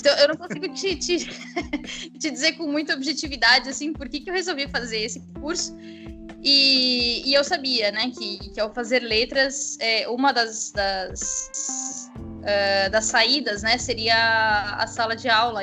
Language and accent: Portuguese; São Paulo, Brazil; accent: paulistano; also born or lived in Curitiba, Paraná; o sotaque São Paulo bossa é forte demais para é, ser apagado